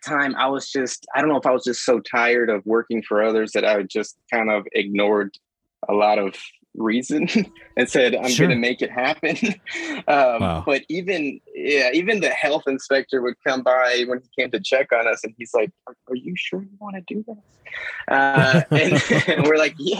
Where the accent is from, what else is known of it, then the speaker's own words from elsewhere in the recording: Mexico; moved away; I'm from Mexico, born in Mexico